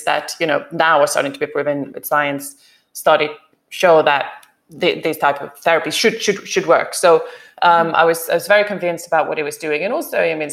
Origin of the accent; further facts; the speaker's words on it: Sweden; moved away as an adult; also born or lived in Africa / France / Spain / Germany; now in United Kingdom; I grew up, I went to school in Sweden. I was born in Sweden, lived a little bit in Africa as a child, and then back in Sweden.